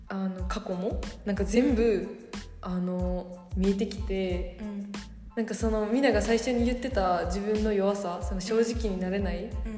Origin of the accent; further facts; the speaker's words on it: Japan; 日本でずっと生まれ育って育って日本のことしか知らへん